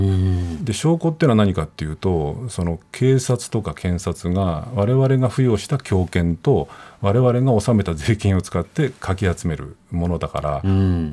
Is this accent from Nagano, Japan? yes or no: yes; Nagano, Japan; 僕、あの、長野の出身、信州の出身で